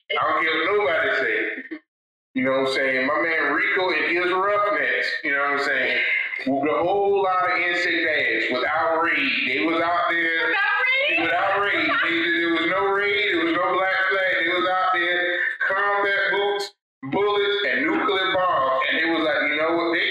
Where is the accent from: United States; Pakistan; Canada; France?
Canada; I always tell people, as a Canadian, I should not have to dive into the crowd.